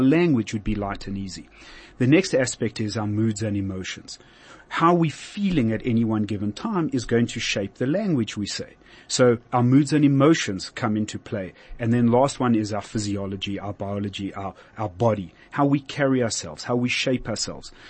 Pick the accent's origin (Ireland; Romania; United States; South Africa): South Africa; I'm a South African and moved on